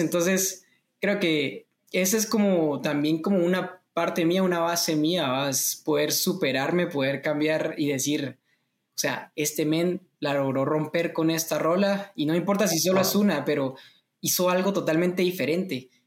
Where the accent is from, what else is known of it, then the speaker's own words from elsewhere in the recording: Guatemala; soy cantautor guatemalteco